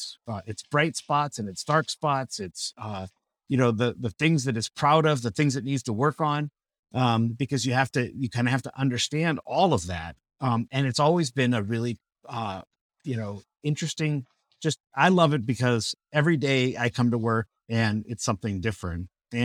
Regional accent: Burbank, California, United States; now in Peoria, United States; It's almost always the question that people ask when they find out I'm from Burbank, California.

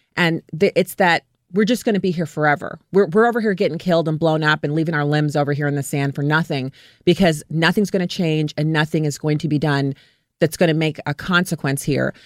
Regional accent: United States; as an American and as a veteran

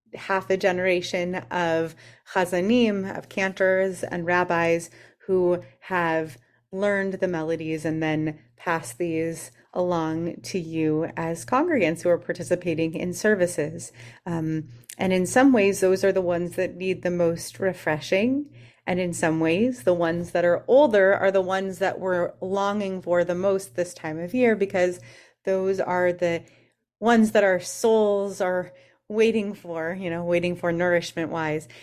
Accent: California, United States; growing up in California

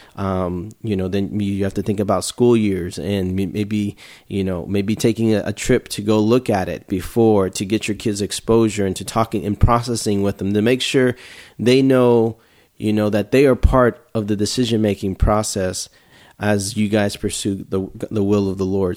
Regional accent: Houston, Texas, United States; I'm from Houston, Texas

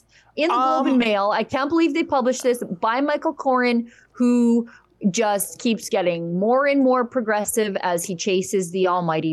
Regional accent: Alberta, Canada; I'm from Alberta

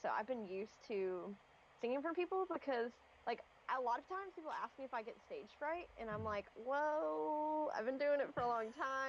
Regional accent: Knoxville, Tennessee, United States; So I tell everybody that I'm from Knoxville, Tennessee. I live there the longest period of time

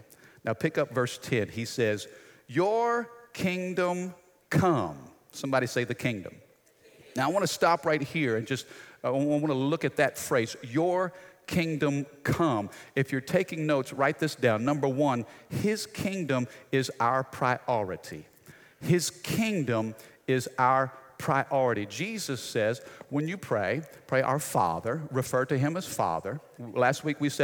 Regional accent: United States; as American citizens

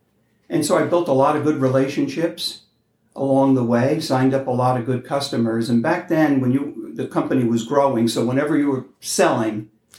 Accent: White Plains, New York, United States; moved away; also born or lived in Vermont; I started in New York where I grew up in White Plains.

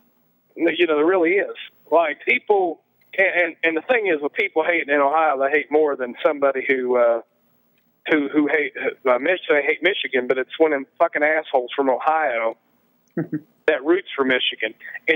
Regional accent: Scotland, United Kingdom; you know, I had a thing for being a Scot.

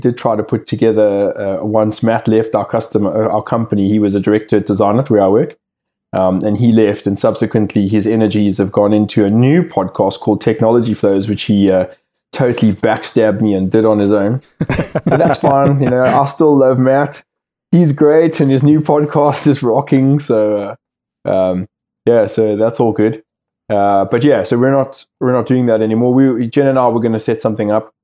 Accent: South Africa; moved away as an adult; now in United Kingdom; I left South Africa 13 years ago

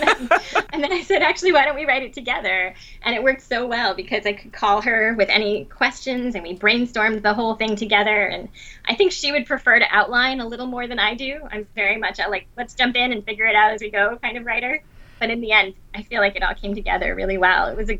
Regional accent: Asunción, Paraguay; also born or lived in Venezuela; But no, I was born in Venezuela, and we moved several times, but most of my childhood was spent in Paraguay, in Asuncion.

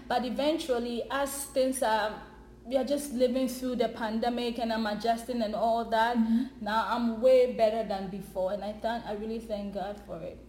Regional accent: Ghana; moved away as an adult; now in Canada; I'm originally from Ghana

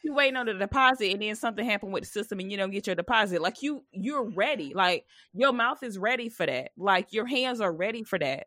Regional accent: South Carolina, United States; moved away; I'm from South Carolina, so my mom had celebrated her sixtieth birthday, so I went home.

